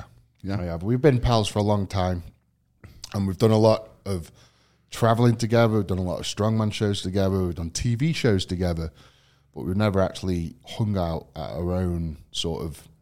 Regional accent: England, United Kingdom; So I guess, I mean, growing up in England itself is quite a task.

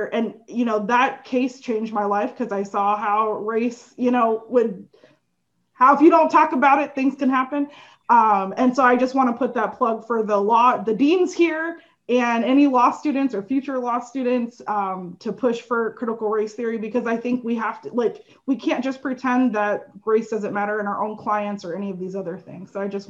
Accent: South Florida, United States; I grew up in South Florida. There's like, we had everybody

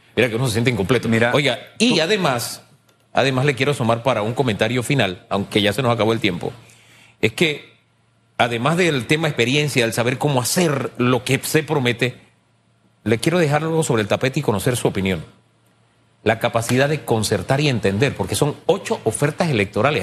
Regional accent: Panama; como panameño

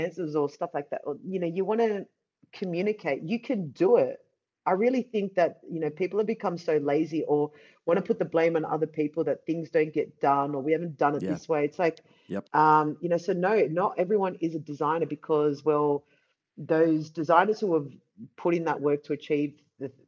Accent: Australia; now in Amsterdam, Netherlands; I'm from Australia. I live in Amsterdam now.

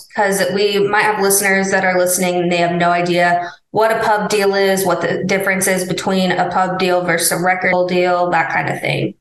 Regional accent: Missouri, United States; moved away; I'm from Missouri

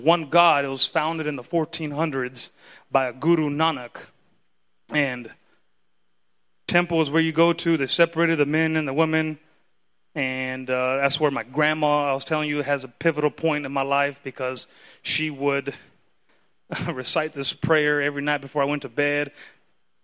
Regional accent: California, United States; first language Spanish; English is a second language; growing up in California, I didn't have any siblings

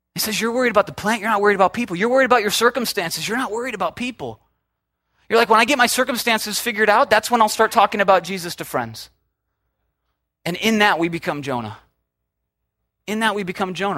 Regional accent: Minnesota, United States; now in Southern California, United States; I'm from Minnesota

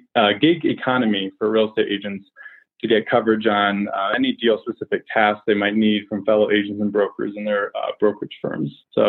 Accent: Chicago, Illinois, United States; also born or lived in rural Colorado; I'm from Chicago originally. I had my license for a little while in rural Colorado and practiced out there as well.

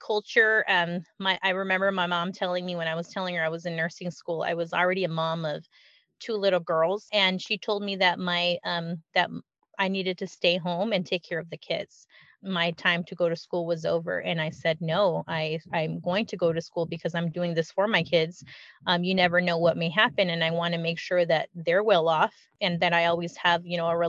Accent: California, United States; we grew up in California

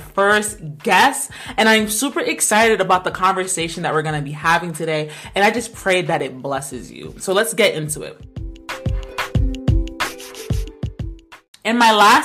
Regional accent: Rhode Island, United States; we're from the smallest state in America

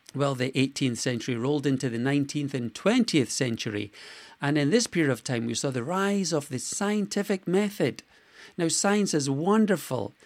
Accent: Scotland, United Kingdom; I was born in Scotland

